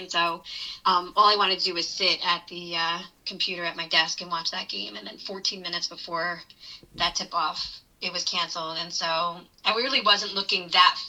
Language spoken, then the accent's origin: English; East Brunswick, New Jersey, United States; I grew up in East Brunswick, 10 minutes away. And as a typical New Jersey kid